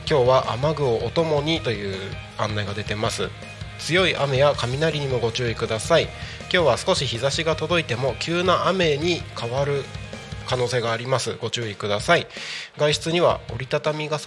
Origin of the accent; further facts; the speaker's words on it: Aichi, Japan; moved away as an adult; also born or lived in Tokyo / Kanagawa; now in Saitama, Japan; 出身は愛知ですね